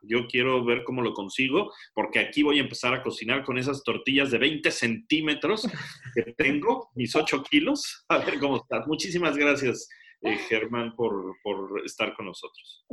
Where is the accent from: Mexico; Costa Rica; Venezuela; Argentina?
Mexico; now in England; soy mexicano